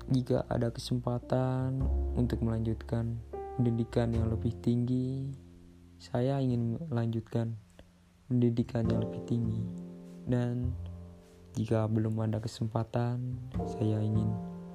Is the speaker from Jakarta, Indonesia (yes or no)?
no; Temanggung, Central Java, Indonesia; Asal saya dari Kabupaten Temanggung, Jawa Tengah